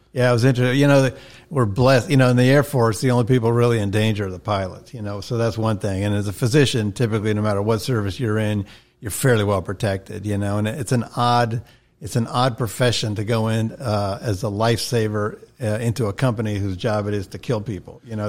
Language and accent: English; Atlanta, Georgia, United States; when I turned five, he became a citizen, and that's when we moved back to Atlanta